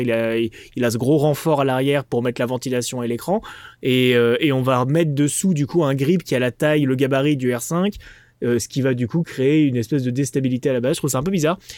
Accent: France; Je suis français.

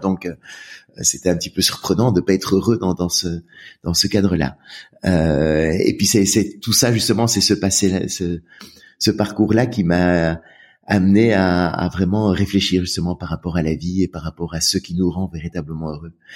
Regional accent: Brussels, Brussels-Capital Region, Belgium; j'ai grandi en Belgique à Bruxelles.

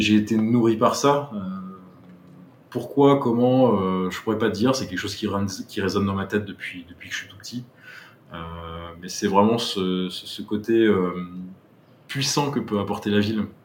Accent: Brittany, France; moved away; also born or lived in Paris / New York; j'ai grandi en Bretagne

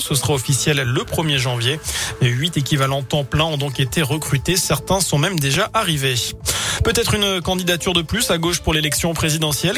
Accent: Saint-Étienne, Auvergne-Rhône-Alpes, France; chez nous à Saint-Etienne

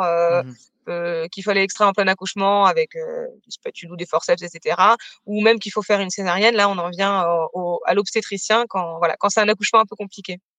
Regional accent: Bayeux, Normandy, France; moved away as an adult; also born or lived in Caen; now in Mende, France; je suis originaire de Normandie, j'ai j'ai passé toute mon enfance jusqu'à mes 18 ans à Bayeux, donc c'est une ville, euh, une ville dans le Calvados.

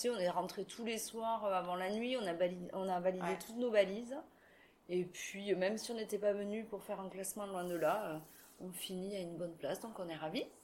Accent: Toulouse, Occitania, France; born there; Je suis une Toulousaine de naissance

